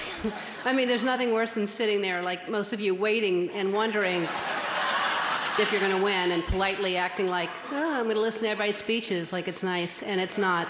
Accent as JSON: {"language": "English", "town": "New Orleans", "region": "Louisiana", "country": "United States", "tie": "born or raised there", "said": "I was born in New Orleans in 1958, January 26th"}